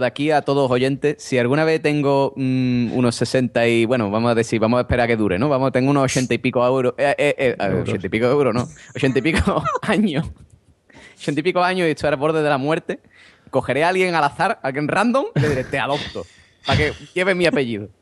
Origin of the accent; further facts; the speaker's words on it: Cádiz, Andalusia, Spain; mi, familia es de Cádiz, hombre. Ah. somos de Cádiz, de Cai de toda la vida